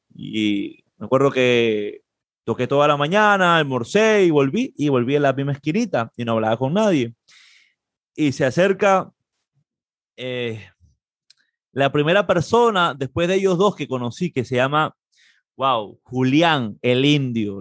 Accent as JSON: {"language": "Spanish", "country": "Peru", "moved": "as an adult", "lives_now": "Puerto Rico", "said": "soy de Perú"}